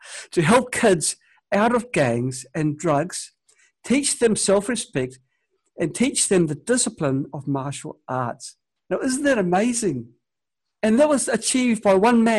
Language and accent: English; New Zealand; now in China; I'm from New Zealand. I now live in China.